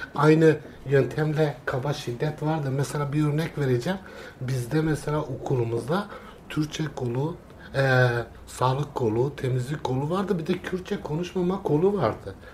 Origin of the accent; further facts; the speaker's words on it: Kurdistan, Turkey; ben de e, Kürdüm, orada yaşadım, doğdum, büyüdüm.